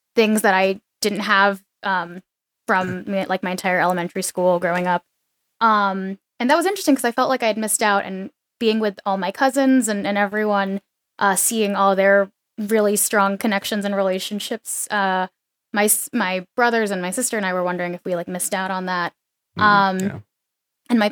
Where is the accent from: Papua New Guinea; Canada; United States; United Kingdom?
United States; Arizona; also born or lived in New Jersey; I was born in New Jersey, and then when I was 5, my dad, because of his work, got transferred, so we ended up moving to Arizona.